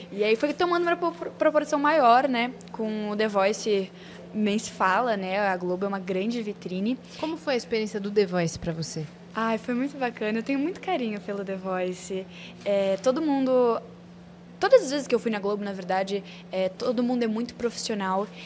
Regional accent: Porto Alegre, Rio Grande do Sul, Brazil; born there; Eu nasci em Porto Alegre, mas a história é longa. Eu já morei em oito cidades e já passei por nove mudanças.

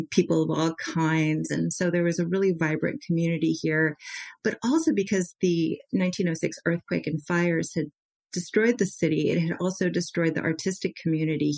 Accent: Marin County, Bay Area, California, United States; also born or lived in Iran; I grew up in Marin County

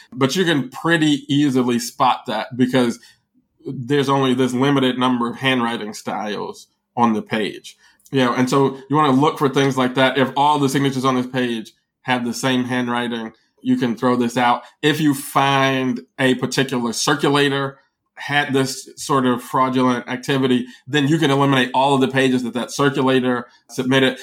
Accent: Chicago, Illinois, United States; being a Chicagoan

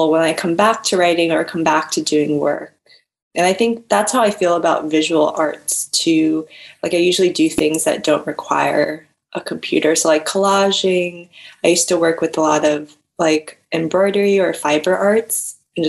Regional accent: Rockville, Maryland, United States; Right now I'm living in Maryland. So I'm living back at my hometown, ooh, in Rockville

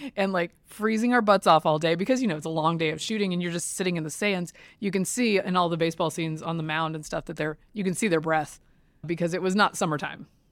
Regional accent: Durham, North Carolina, United States; I grew up in Durham, I was not one of them.

